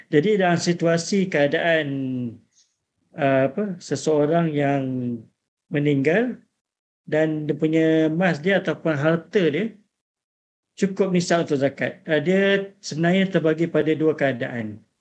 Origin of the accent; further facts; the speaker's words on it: Malaysia; Kira, kalau kita sebagai orang Malaysia ni kebanyakannya memang syafi'i lah.